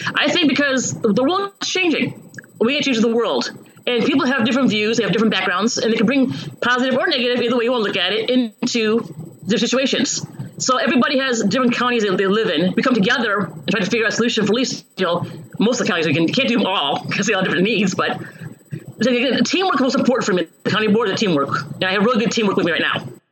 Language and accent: English; Chicago, Illinois, United States; moved away as an adult; also born or lived in Hawaii / California / Seattle / Ohio; now in Champaign-Urbana, United States; I grew up in um, Chicago originally, the suburbs of Chicago, but I've moved around the country in my 20s Hawaii